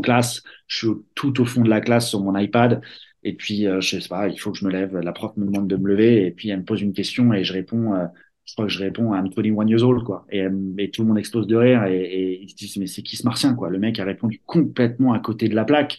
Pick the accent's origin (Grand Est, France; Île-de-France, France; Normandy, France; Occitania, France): Île-de-France, France; Verneuil-sur-Seine; moved away as an adult; also born or lived in South Carolina; j'ai grandi à Verneuil-sur-Seine et Vaux-sur-Seine